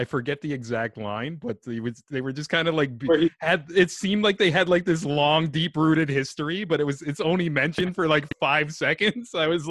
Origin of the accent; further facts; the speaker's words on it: Niagara region, Ontario, Canada; I'm actually from the Niagara region too